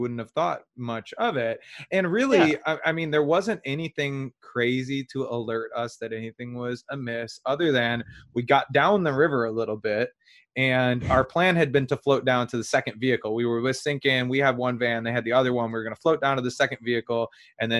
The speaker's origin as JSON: {"language": "English", "region": "Michigan", "country": "United States", "said": "we're from Michigan"}